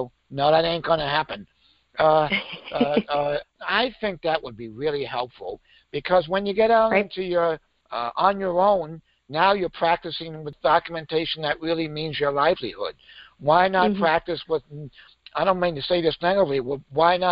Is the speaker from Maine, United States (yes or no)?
yes; Maine, United States; I grew up in Maine, so we could get our learner's permit at 15.